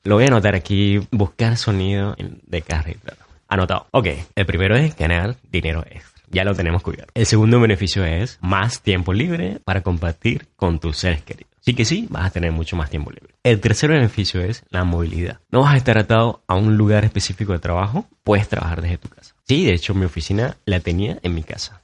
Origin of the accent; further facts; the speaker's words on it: Maturín, Monagas, Venezuela; moved away; desde mi ciudad natal, Maturín